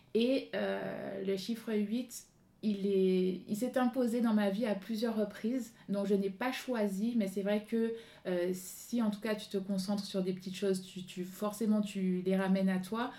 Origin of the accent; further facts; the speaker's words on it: Guadeloupe; moved away; fille du soleil, je viens de la Guadeloupe